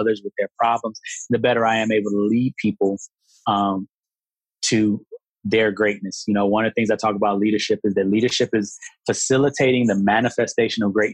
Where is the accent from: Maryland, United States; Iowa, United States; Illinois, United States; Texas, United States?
Illinois, United States; Chicago; moved away; I'm from Chicago originally